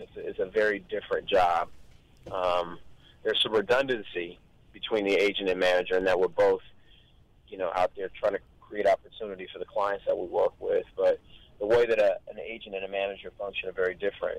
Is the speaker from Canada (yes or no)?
no; Long Beach, California, United States; I grew up in East Long Beach.